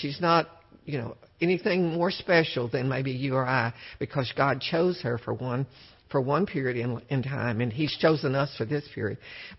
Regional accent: Cut and Shoot, Texas, United States; being born down there close cut and shoot Texas in the pine woods of the big thicket

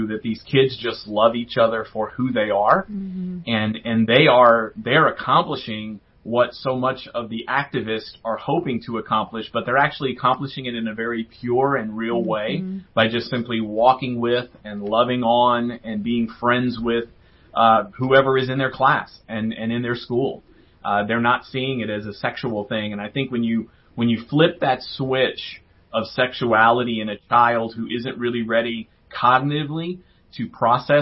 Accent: New Orleans, Louisiana, United States; I grew up in New Orleans

